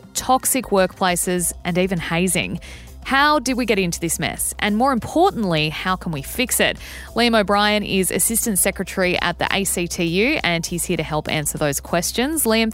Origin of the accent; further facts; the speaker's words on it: Australia; as an Aussie